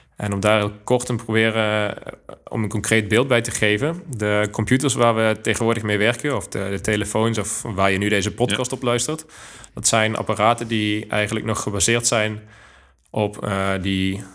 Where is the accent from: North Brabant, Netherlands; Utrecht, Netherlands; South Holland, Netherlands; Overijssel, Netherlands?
North Brabant, Netherlands; Groeningen; moved away as an adult; also born or lived in Eindhoven; now in Delft, Netherlands; geboren in het mooie Groeningen, wat niet te verwarren is met Groningen. Ligt op de grens van Brabant en Limburg